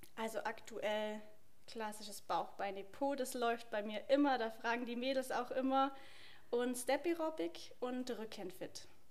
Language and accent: German; Obergünzburg, Bavaria, Germany; Obergünzburg, wo ich ja bin